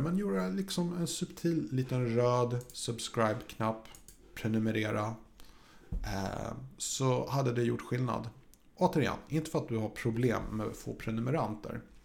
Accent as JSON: {"language": "Swedish", "country": "Sweden", "said": "jag är svensk"}